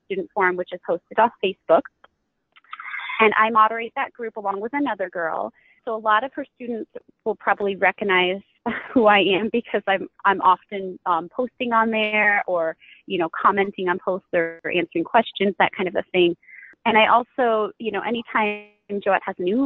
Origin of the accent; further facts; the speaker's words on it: New York, United States; I'm from New York. I live probably about an hour and a half south of Buffalo